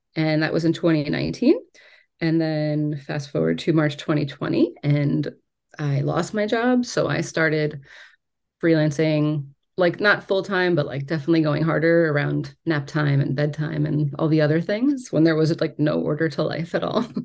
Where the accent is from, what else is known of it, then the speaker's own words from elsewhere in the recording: New York, United States; I am from New York